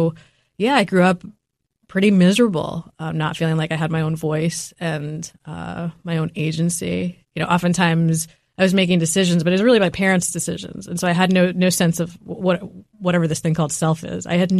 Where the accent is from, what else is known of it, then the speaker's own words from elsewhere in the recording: New York City, New York, United States; having tiger mom and tiger dad putting a lot of pressure on me when I was growing up in New York City, again, very fast-paced environment.